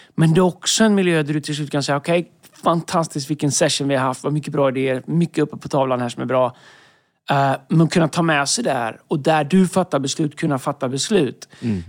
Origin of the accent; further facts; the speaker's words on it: Tidaholm, Västra Götaland, Sweden; moved away; När jag växte upp i Tidaholm, fantastisk stad